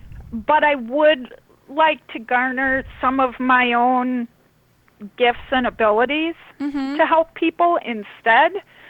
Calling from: Minnesota, United States

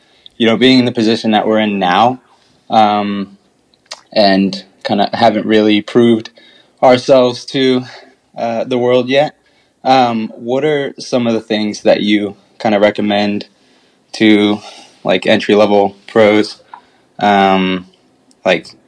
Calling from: Nashville, Tennessee, United States; I'm calling in from Nashville, Tennessee.

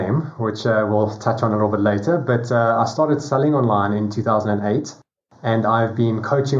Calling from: South Africa; Down at the bottom tip of Africa in South Africa.

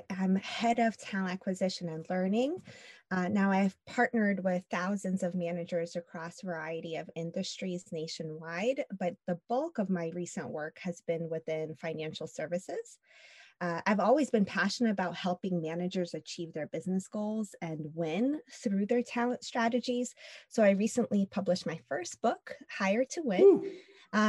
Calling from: Long Beach, California, United States; I'm calling in from Long Beach, California.

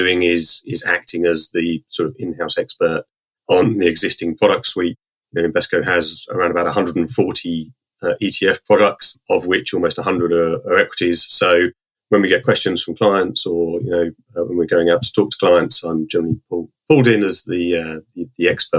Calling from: Harpenden, East of England, United Kingdom; Just outside of London, Harpenden.

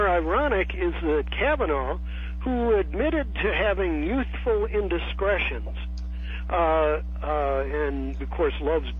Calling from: San Francisco, California, United States; Well, I'm the guy from San Francisco.

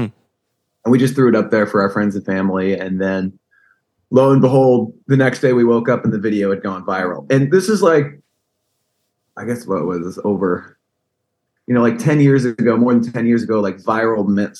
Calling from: Connecticut, United States; So I'm in Connecticut. You know, I'm right outside of New York.

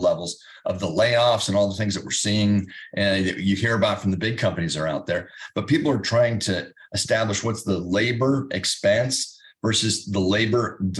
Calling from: Indianapolis, Indiana, United States

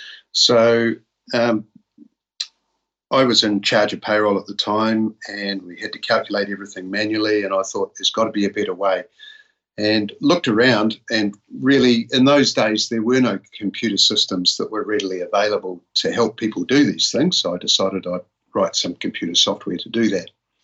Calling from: Palmerston North, Manawatū-Whanganui, New Zealand; We're located near Palmerston North in the North Island of New Zealand.

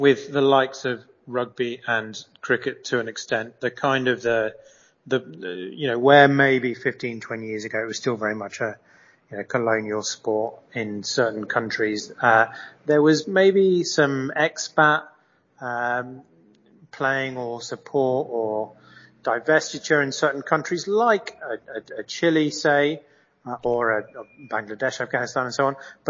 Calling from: Mexico; I'm calling you from Mexico

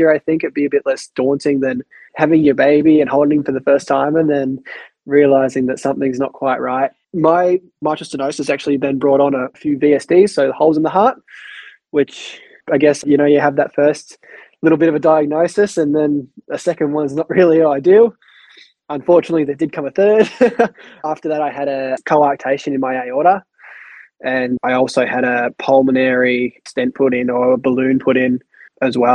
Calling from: Hobart, Tasmania, Australia; battling a bit of the Arctic breeze down here. I'm in from Hobart.

